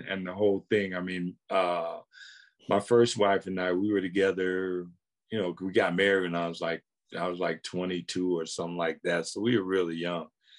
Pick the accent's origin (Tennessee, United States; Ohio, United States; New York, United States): Ohio, United States; Akron; I had a ball growing up in Akron